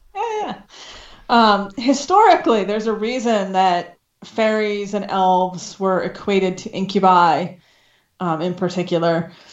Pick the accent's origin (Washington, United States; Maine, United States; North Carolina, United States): Maine, United States; I'm from Maine originally